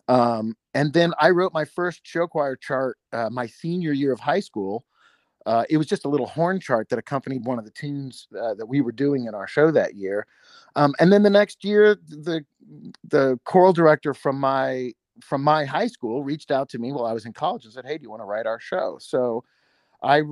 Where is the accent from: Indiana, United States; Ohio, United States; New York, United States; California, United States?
Indiana, United States; Anderson; you and I are both from Anderson, Indiana